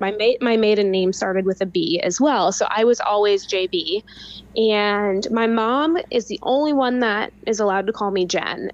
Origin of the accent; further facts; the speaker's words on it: Louisville, Kentucky, United States; also born or lived in California; now in Lexington, United States; you live in Louisville, which is my hometown